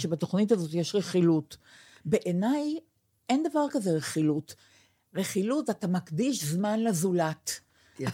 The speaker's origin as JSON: {"language": "Hebrew", "country": "Israel", "said": "אני ישראלית ויהודייה"}